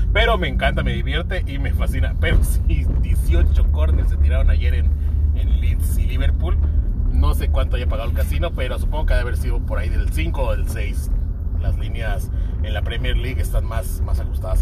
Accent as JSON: {"language": "Spanish", "town": "Tijuana", "region": "Baja California", "country": "Mexico", "tie": "born or raised there", "said": "aquí crecí"}